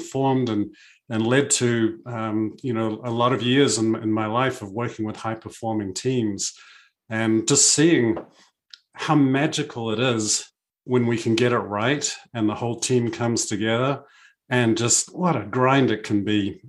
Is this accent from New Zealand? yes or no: yes; New Zealand; I grew up in New Zealand, sailing with my parents and my family.